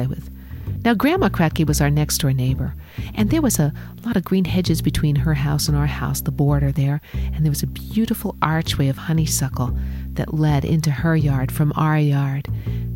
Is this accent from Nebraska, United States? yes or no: no; New York City, New York, United States; the borough of Richmond or Staten Island, where I grew up, was one of the five boroughs of New York City